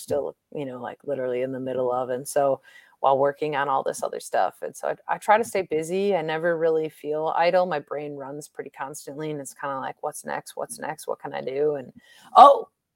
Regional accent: Milwaukee, Wisconsin, United States; growing up in Milwaukee

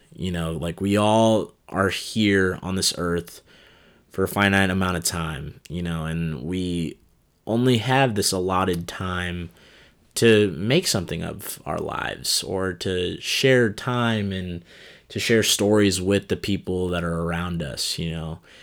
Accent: Des Moines, Iowa, United States; also born or lived in Cedar Rapids; my hometown of Des Moines, Iowa

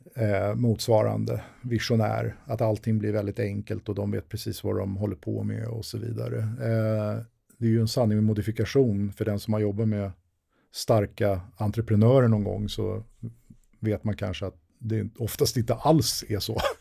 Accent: Sweden; jag var svensk men ändå hade varit ute i världen

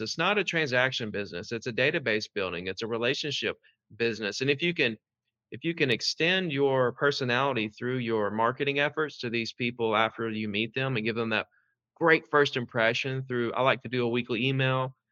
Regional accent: Gulf Shores, Alabama, United States; in Gulf Shores, February 10th in my hometown

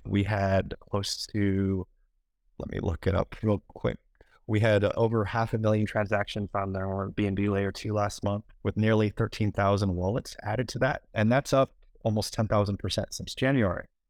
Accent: United States; I'm an American

